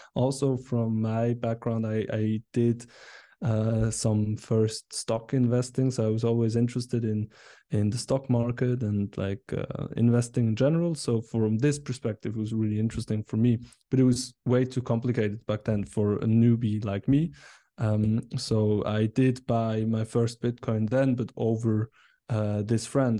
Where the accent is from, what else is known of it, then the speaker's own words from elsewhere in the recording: Biel, Bern, Switzerland; I'm from Switzerland. Uh, I grew up here, um, and, and still live here in Biel, a nice city in the canton of Bern